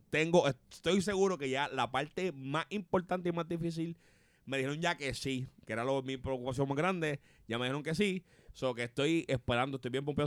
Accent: Puerto Rico

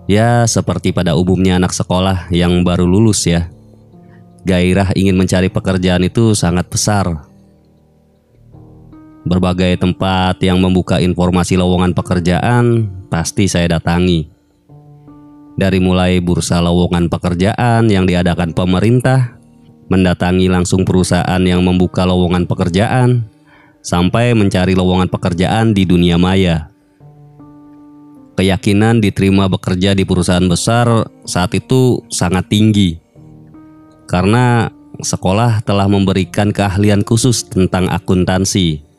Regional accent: Cirebon, West Java, Indonesia; Saya berasal dari Cirebon.

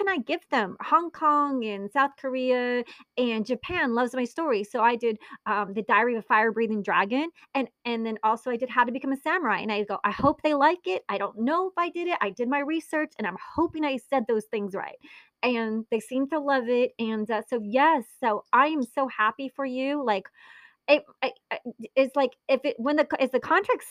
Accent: Italy; I was born in Italy. My mother's Italian.

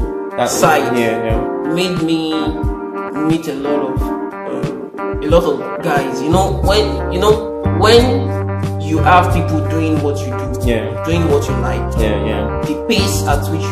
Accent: Ede, Osun, Nigeria; the part I'm from Osun State. Ede

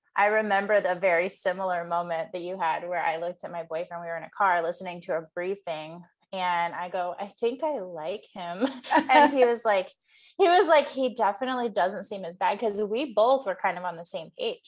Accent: Midwest, United States; now in Northern California, United States; I grew up in the Midwest.

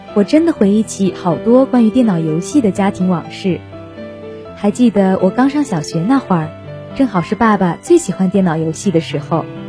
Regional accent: Heilongjiang, China; moved away as an adult; now in Nanjing, China; 来自黑龙江，我在南京大学，距离我的家乡两千六百一十一公里

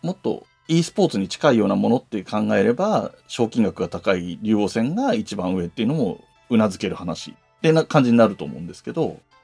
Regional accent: Yamanashi, Japan; now in Tokyo, Japan; 僕の故郷でもある山梨県

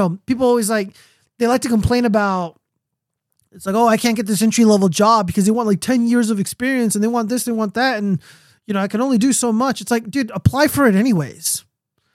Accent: United States; an American citizen

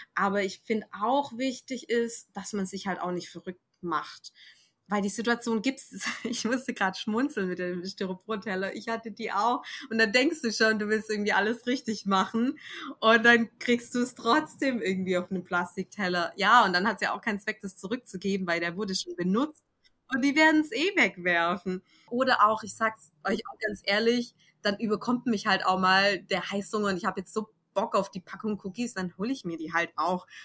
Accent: Germany; bei uns in Deutschland

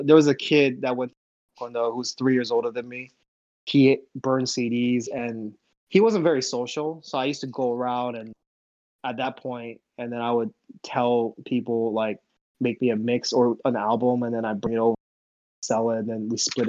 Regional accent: the Northwest, Washington, United States; also born or lived in Seoul, South Korea / Ohio; we grew up in the Northwest

